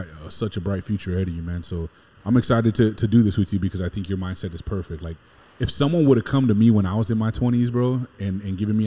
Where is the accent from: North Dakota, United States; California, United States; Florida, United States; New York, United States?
California, United States; West Covina; born in West Covina, California, and born and raised in Southern California my whole life